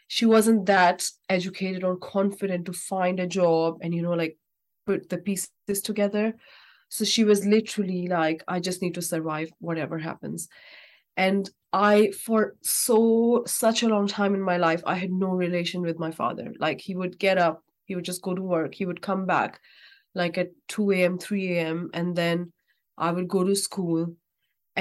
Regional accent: Pakistan; moved away; I'm actually from Pakistan. So there we all used to live in a joint family.

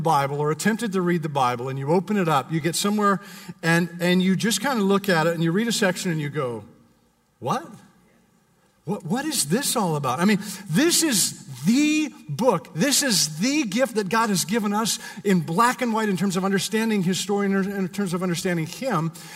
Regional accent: Canada; now in United States; I'm Canadian

